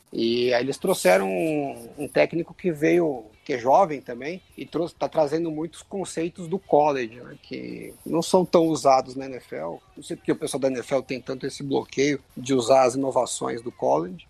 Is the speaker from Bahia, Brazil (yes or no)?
no; São Paulo, Brazil; eu sou de São Paulo